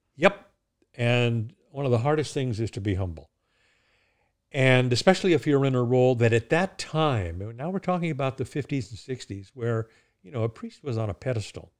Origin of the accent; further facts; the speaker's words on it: Southern California, United States; moved away as an adult; also born or lived in United Kingdom / Maine / Oregon; now in New Hampshire, United States; I was born in California. I, uh, was educated in, in California